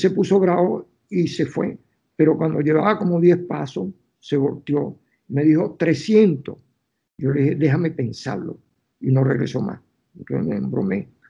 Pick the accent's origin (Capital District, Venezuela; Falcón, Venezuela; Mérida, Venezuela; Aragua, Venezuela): Capital District, Venezuela; Caracas; moved away as an adult; now in New York, United States; yo que soy caraqueño, que no puedo vivir sin, el Ávila